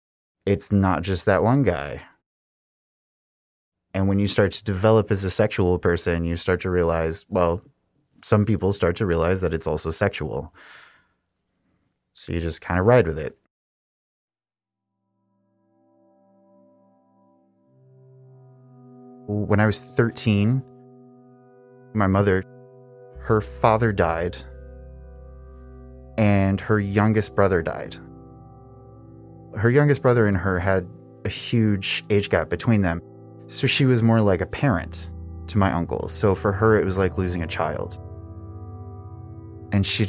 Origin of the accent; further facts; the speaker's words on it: Midwest, United States; moved away; also born or lived in Savannah, Georgia; I'm originally from the Midwest. It's boring and cold and flat, and the people are just like the landscape. We moved to Savannah, Georgia. I went to high school there.